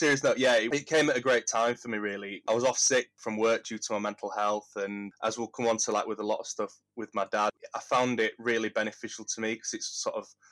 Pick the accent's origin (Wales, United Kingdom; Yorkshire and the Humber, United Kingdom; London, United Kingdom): Yorkshire and the Humber, United Kingdom; Huddersfield; I grew up in Huddersfield, in Kirkburton.